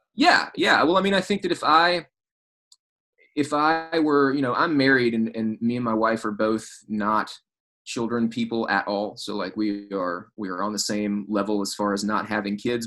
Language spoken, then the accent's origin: English; South Arkansas, United States; in the town where I grew up in Arkansas